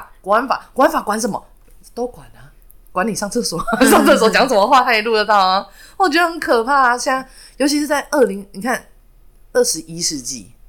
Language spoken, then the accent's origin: Chinese; Taiwan; 要是我们在大陆这样子，我们可能会被打。那为什么他们在台湾这样子，我们台湾人不敢打他？